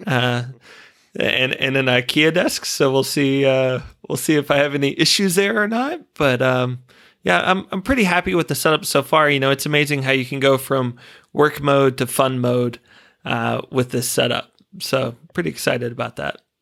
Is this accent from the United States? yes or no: yes; United States; moved away as an adult; now in Australia; being an American